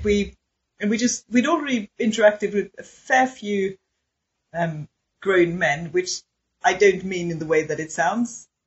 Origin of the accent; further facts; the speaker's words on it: Sweden; my Swedishness